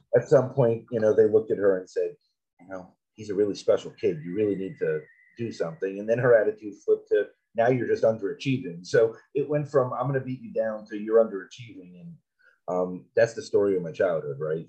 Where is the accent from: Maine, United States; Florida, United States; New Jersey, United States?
Florida, United States; South; I grew up in South Florida